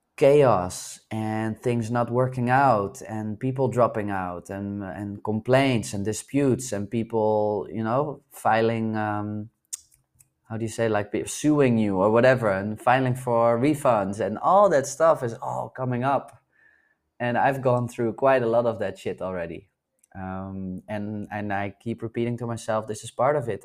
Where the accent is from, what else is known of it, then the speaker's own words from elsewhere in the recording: Netherlands; moved away; spend some time in my home country in the Netherlands where I was born.